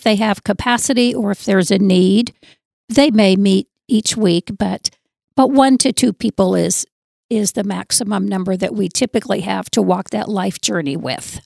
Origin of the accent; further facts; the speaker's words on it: Southern Arizona, United States; moved away as an adult; now in North Dakota, United States; I'm originally from Southern Arizona and enjoy being here in North Dakota